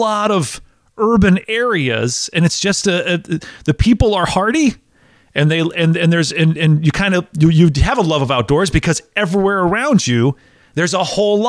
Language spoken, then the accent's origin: English; Wisconsin, United States; now in Tennessee, United States; I grew up in Wisconsin, living in Tennessee now.